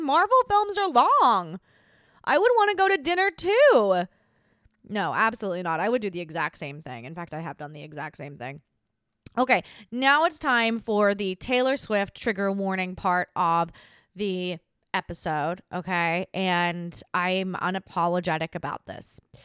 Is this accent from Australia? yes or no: yes; Australia; moved away; Australia is my country, my hometown, and I'm not there